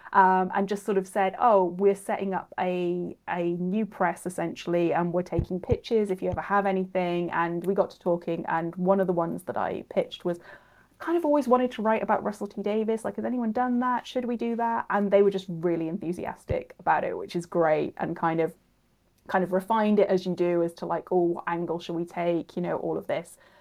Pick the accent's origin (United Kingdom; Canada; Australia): United Kingdom; Cardiff, Wales; I'm from Cardiff